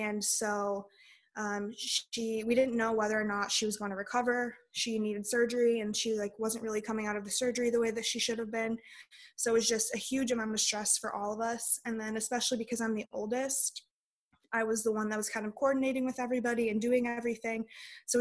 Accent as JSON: {"language": "English", "region": "Illinois", "country": "United States", "moved": "as an adult", "lives_now": "North Dakota, United States", "said": "we are from Illinois originally, and that's where we met, in just like a really small town."}